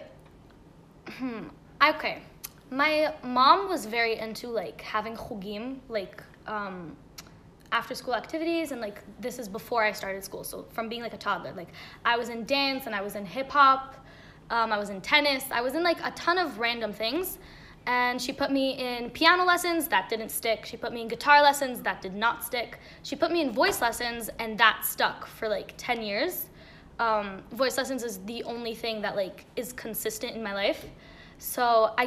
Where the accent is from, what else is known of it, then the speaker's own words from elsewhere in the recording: Israel; I'm from Bechemish, Israel.